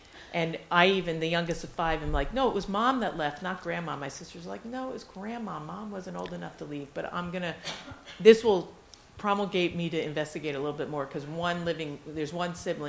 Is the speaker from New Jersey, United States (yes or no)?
yes; Garfield, New Jersey, United States; We grew up in New Jersey